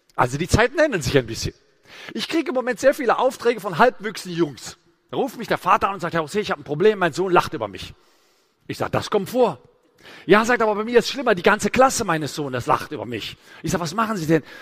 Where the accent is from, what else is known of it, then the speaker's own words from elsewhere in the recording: Gräfelfing, Bavaria, Germany; Ich komme aus Gräfelfingen. Das ist ein Vorort von München.